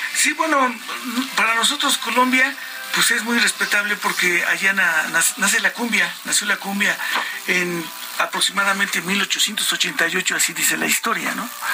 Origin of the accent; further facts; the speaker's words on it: Mexico; estamos muy contentos por ser mexicanos